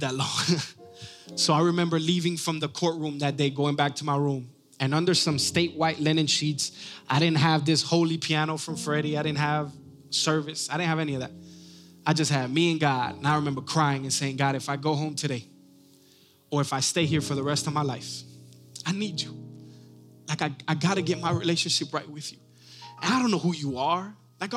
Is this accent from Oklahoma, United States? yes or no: no; Miami, Florida, United States; also born or lived in New York; we ended up moving to Miami, Florida, when I was about